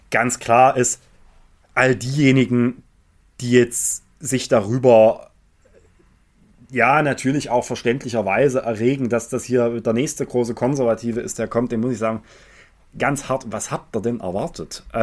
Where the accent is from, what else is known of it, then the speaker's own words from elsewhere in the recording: Saxony, Germany; Für mich war, ich bin Sachse noch nie eine Kompetenz.